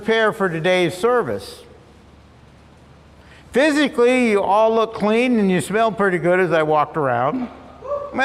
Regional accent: Long Beach, California, United States; I grew up in Long Beach, and I delivered the Long Beach Independent Press Telegram for about 4 years.

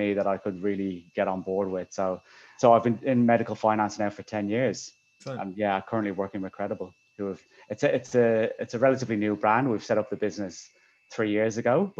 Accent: Dublin, Leinster, Ireland; moved away; I'm from Dublin, Ireland, originally

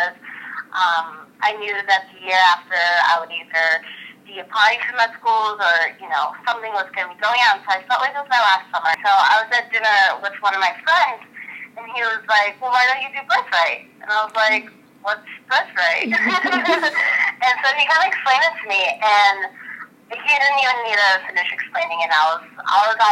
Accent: Cleveland, Ohio, United States; I grew up in Cleveland, and even though I grew up in America, but it was a very Armenian household.

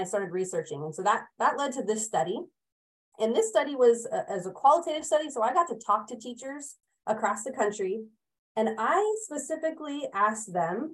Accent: California, United States; moved away as an adult; now in Oregon, United States; I hail from California

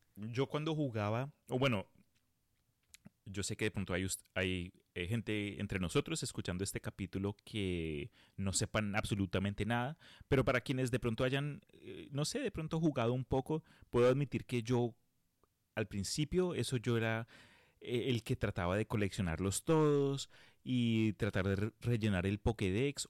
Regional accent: Colombia; now in United States; cuando yo emigré de Colombia a los Estados Unidos

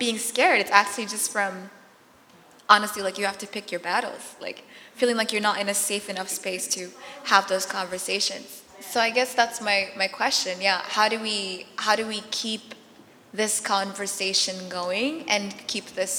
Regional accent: United States; accent: American; first language Arabic; English is a second language; also born or lived in Darfur, Sudan; grew up here, have an American accent

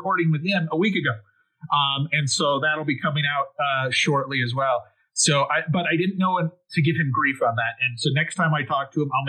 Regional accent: United States; first language English; I was born in the U.S. and have spoken English for all my life.

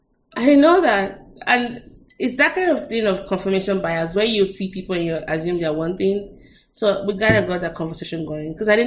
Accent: Nigeria; being Nigerian

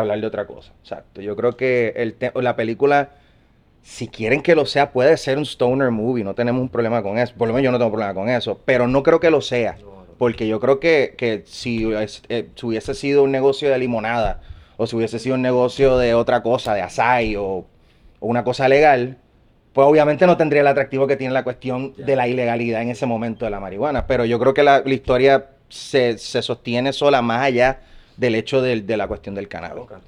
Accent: Puerto Rico

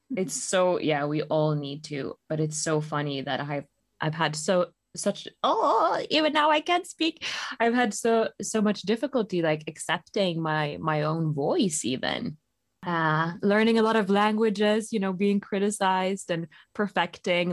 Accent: Bergen, Vestland, Norway; also born or lived in Rome, Italy; my hometown, Bergen.

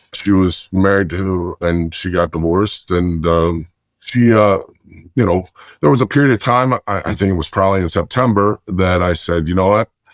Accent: Lancaster County, Pennsylvania, United States; moved away as an adult; also born or lived in Chicago, Illinois / Florida; I'm originally from Chicago, and went to, uh, Pennsylvania and did middle school, high school and college

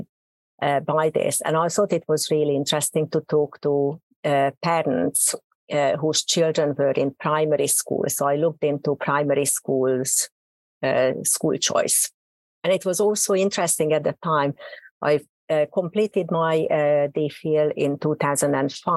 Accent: Hungary; accent: Hungarian; English is a second language; moved away as an adult; also born or lived in Oxford / Warwick; now in United Kingdom; Probably you can hear from my accent. I'm a native Hungarian.

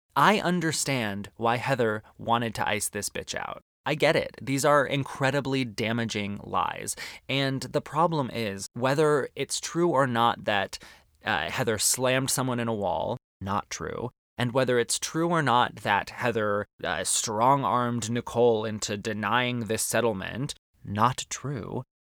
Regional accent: Arizona, United States; One of the best things about growing up in Arizona is that there's incredible Mexican food on every street corner

